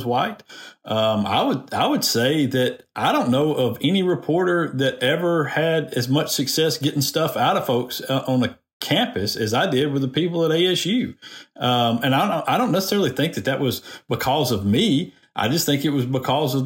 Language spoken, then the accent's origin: English; Decatur, Alabama, United States; I come from Decatur